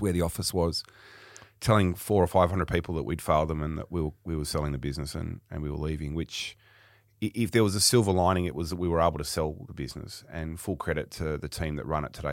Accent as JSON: {"language": "English", "town": "Sydney", "region": "New South Wales", "country": "Australia", "tie": "born or raised there", "also_born_or_lived": "Melbourne", "said": "I was born in Sydney, um, and I'll be fifty-one in a few weeks' time, so, um, yeah, just around Father's Day. And, um, grew up in the, in the outer suburbs of Sydney"}